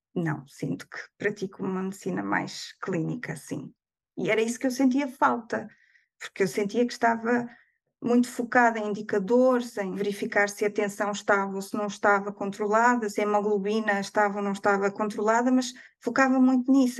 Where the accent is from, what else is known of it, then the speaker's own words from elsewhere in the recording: Viseu, Centro, Portugal; moved away as an adult; also born or lived in Lisbon; now in Skærbæk, Denmark; no Hospital Distrital de Viseu, de onde sou proveniente